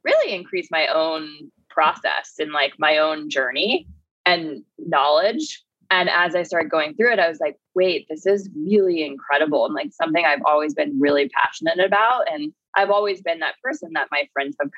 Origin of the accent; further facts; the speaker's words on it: Florida, United States; moved away; I'm from Florida originally